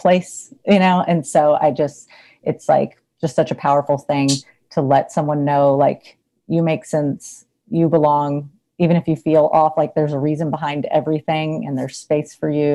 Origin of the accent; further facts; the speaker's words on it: North Texas, United States; also born or lived in San Antonio, Texas; I'm from North Texas